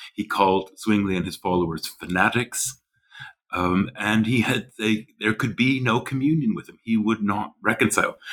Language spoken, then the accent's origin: English; western prairies of Canada, Canadian Prairies, Canada; moved away as an adult; also born or lived in Nova Scotia, Canada / St Andrews, Scotland / Germany / Switzerland; now in New Haven, United States; I grew up in Canada, uh, the western prairies of Canada